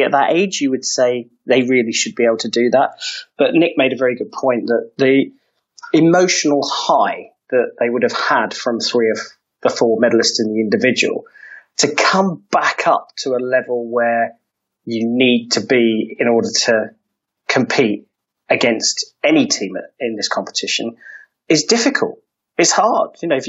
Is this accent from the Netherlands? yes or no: no; Wales, United Kingdom; And what it meant for us as the Welsh men's foil team was that we often performed way above our individual ability